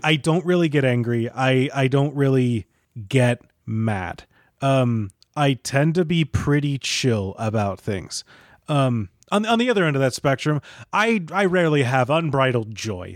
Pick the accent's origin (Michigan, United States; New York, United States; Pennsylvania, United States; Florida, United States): Michigan, United States; I'm from Michigan